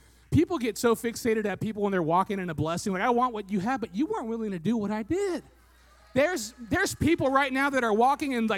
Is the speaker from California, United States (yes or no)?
yes; Fresno, California, United States; I was born in Fresno and we moved a block and a half away